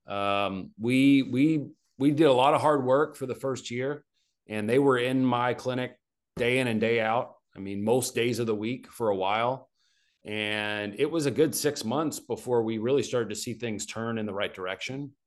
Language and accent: English; Arkansas, United States; moved away as an adult; also born or lived in Arizona; I grew up in Arkansas